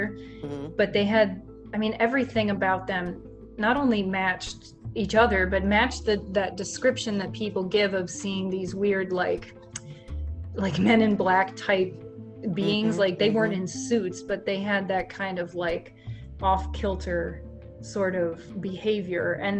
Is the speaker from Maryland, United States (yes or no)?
yes; Maryland, United States; moved away; the small historic towns that I grew up around in Maryland